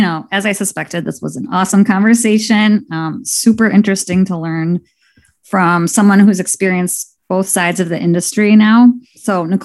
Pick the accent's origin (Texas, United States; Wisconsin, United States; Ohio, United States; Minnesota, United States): Wisconsin, United States; Milwaukee; I am from Milwaukee and I'm sitting in Milwaukee right now.